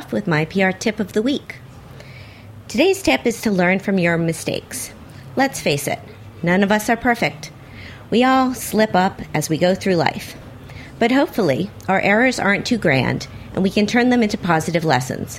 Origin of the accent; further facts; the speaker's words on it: Miami, Florida, United States; I'm from Miami